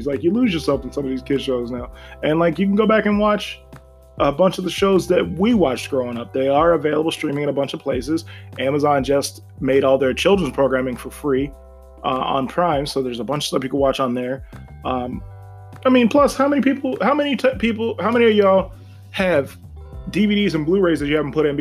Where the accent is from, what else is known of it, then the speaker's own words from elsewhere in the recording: Ashtabula County, Ohio, United States; I'm leaving Ashtabula County, because it's boring right now. It's super boring. And it's not even like shitting on my hometown